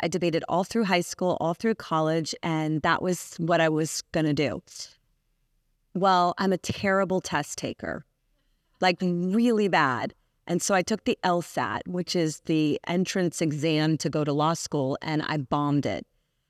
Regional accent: Clearwater, Florida, United States; I grew up on Clearwater Beach, so I'm a Florida girl.

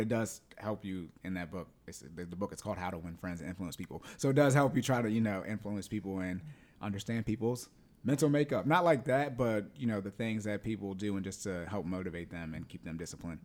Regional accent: Yuma, Arizona, United States; I was born in Arizona, in Yuma

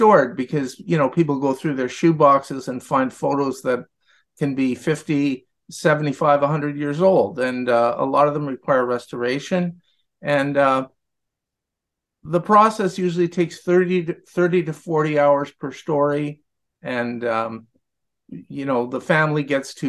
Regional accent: Ottawa, Ontario, Canada; I'm not an immigrant. I was born in Ottawa, but my father was an immigrant

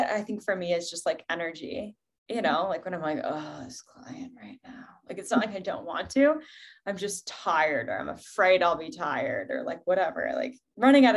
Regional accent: Ohio, United States; also born or lived in Seattle; now in Colorado, United States; I grew up in Ohio

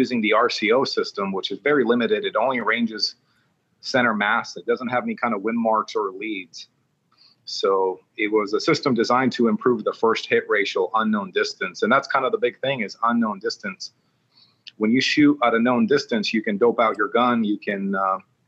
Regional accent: Long Beach, California, United States; also born or lived in Oceanside, California / Twentynine Palms, California; now in Las Vegas, United States; I grew up in the Long Beach area

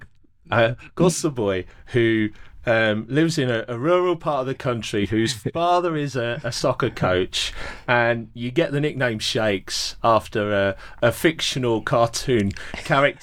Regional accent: England, United Kingdom; moved away as an adult; now in South Africa; as a Pommy living in South Africa

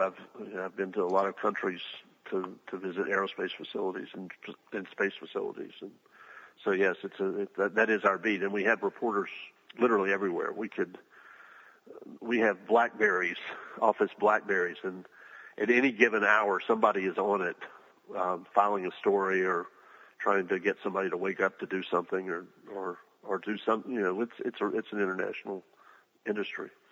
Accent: Huntsville, Alabama, United States; I'm from Huntsville, Alabama

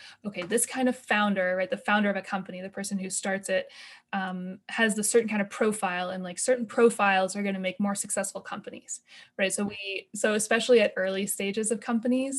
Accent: Olympia, Washington, United States; moved away as an adult; also born or lived in Kentucky; I've lived in the Northwest my entire life. I grew up in Olympia

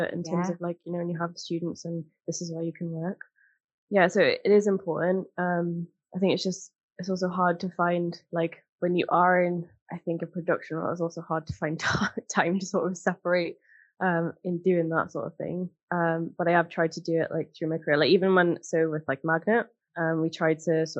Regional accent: Newcastle upon Tyne, North East England, United Kingdom; growing up in Newcastle, like, we had, like, shipyards and stuff

